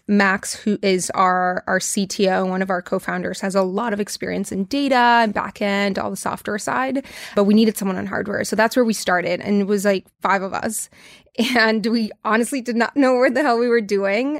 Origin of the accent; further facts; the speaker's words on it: Tijuana, Baja California, Mexico; I grew up in Tijuana, Mexico, so I'm hundred percent Mexican, grew up in the border.